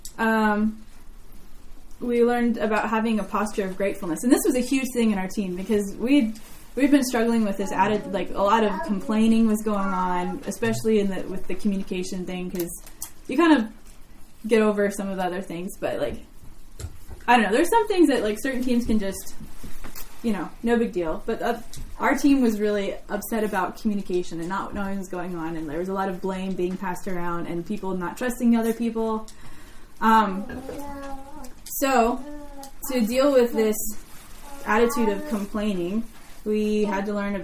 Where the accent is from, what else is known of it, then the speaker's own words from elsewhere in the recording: United States; growing up in America